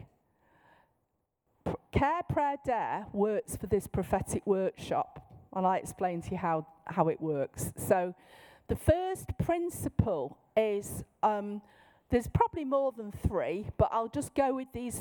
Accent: Manchester, North West England, United Kingdom; in my normal voice, in my accent. I'm from Manchester.

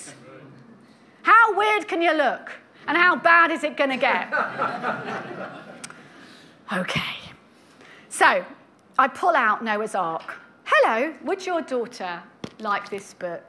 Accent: United Kingdom; we're British

